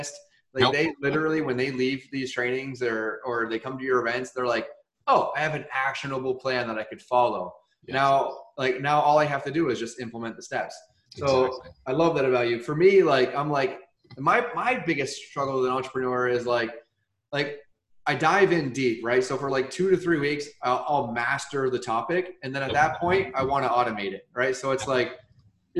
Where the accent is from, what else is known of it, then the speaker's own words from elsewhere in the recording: Vermont, United States; now in Florida, United States; I grew up in Vermont